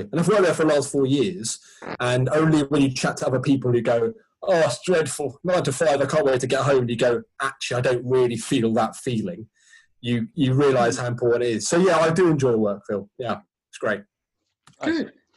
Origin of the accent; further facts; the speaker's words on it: Sussex, South East England, United Kingdom; I grew up in, when I grew up in Sussex